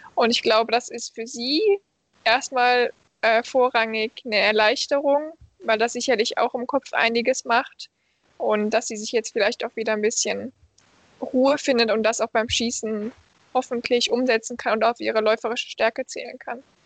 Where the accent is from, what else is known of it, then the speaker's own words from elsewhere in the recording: Krefeld, North Rhine-Westphalia, Germany; moved away as an adult; now in Malmö, Sweden; meiner Heimatstadt Krefeldner